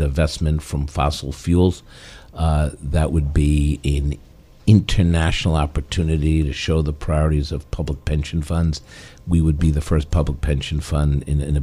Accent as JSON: {"language": "English", "town": "New York City", "region": "New York", "country": "United States", "tie": "born or raised there", "said": "I grew up in Washington Heights back in the 70s and lived some blocks away from Dyckman houses."}